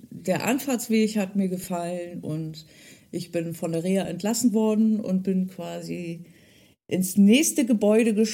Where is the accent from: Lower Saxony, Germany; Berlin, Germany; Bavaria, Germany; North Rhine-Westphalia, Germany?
Lower Saxony, Germany; Delmhorst; born there; Wie gesagt, ich bin ja in Delmhorst geboren und es gehört zu Niedersachsen und es ist im Norden